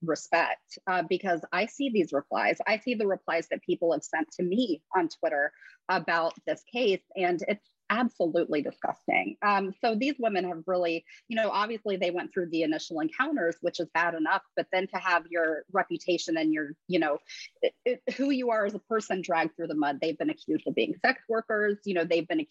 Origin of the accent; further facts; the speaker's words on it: Ohio, United States; I grew up in Ohio, so I have a lot of friends who are Browns fans